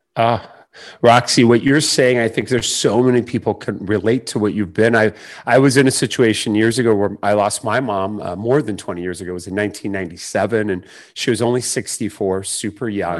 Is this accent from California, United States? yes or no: yes; San Diego, California, United States; who, uh, is in San Diego, so she's in my hometown